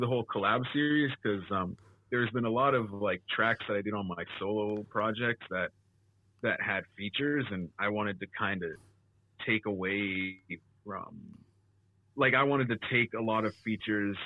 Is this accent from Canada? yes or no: yes; Canada; I'm Canadian